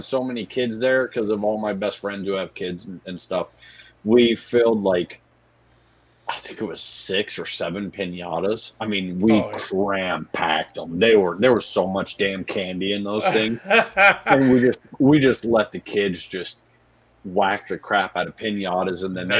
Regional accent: Colorado, United States; I'm from Colorado

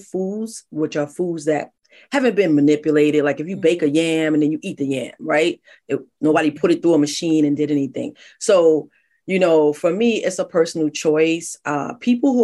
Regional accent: New York City, New York, United States; I'm from the Bronx. My family's from the South, all around Richmond, all around Georgia.

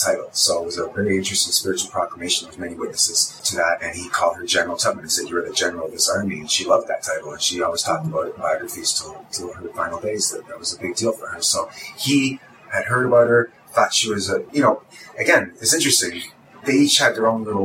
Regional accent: Glasgow, Scotland, United Kingdom; moved away; I was born in Glasgow

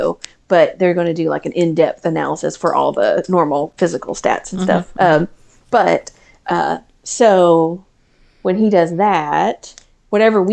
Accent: the South, United States; We're from the South

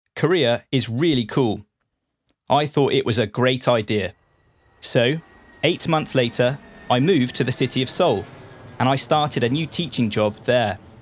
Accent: Portsmouth, South East England, United Kingdom; accent: British; I grew up in the city of Portsmouth

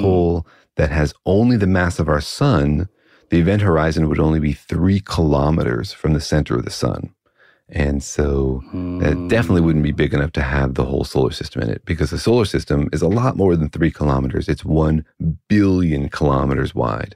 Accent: Los Alamos, New Mexico, United States; I grew up in Los Alamos

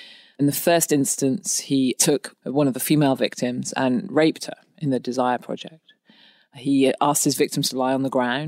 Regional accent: England, United Kingdom; now in New Orleans, United States; I'm from England.

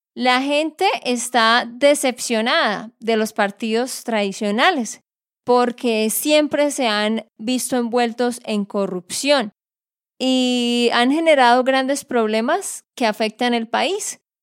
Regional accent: Santander, Colombia; de Santander, Colombia.

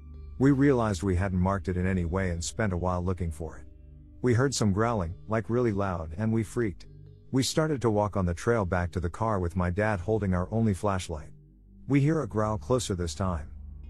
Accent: Alaska, United States; I grew up in Alaska. Just on the bubble of civilization. Sort of. Up there, even in the big cities, you'll get bears and moose and such.

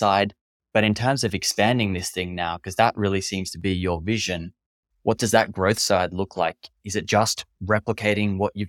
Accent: Australia; I'm from Australia.

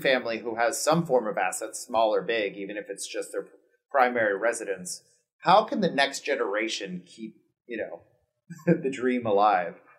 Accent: Miami, Florida, United States; moved away as an adult; now in Los Angeles, United States; I grew up in Miami, we're Cuban

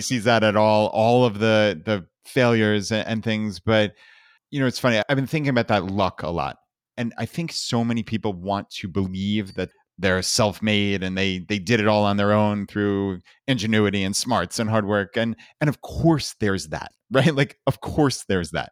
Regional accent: Long Island, New York, United States; moved away as an adult; We grew up in Long Island, New York

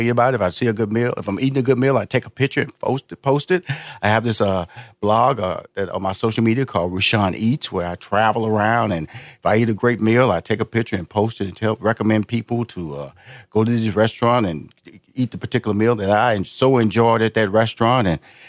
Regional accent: Houston, Texas, United States; also born or lived in Chicago / Los Angeles; now in Atlanta, United States; I live currently in Atlanta since 2007, and I was born and raised in Houston, Texas.

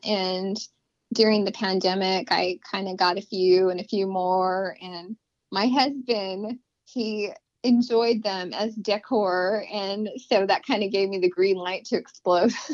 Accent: Las Cruces, New Mexico, United States; I was born in Las Cruces, New Mexico, and I was raised basically right there

